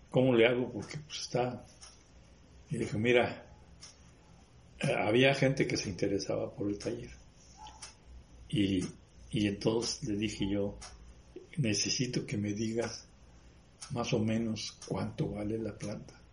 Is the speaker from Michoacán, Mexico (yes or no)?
yes; La Piedad, Michoacán, Mexico; Sí, pues fue en el 98 cuando yo me vine de La Piedad. y Y 98, 99, ya aquí.